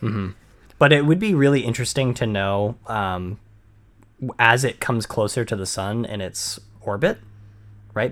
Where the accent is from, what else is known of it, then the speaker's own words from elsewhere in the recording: Maine, United States; I'm born and raised in Maine and never gone any s-, south, any further south